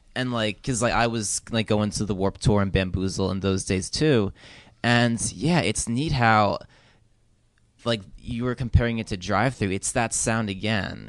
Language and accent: English; New Jersey, United States; I grew up in Jersey when it's, like, not a, like a, just a very ordinary public school.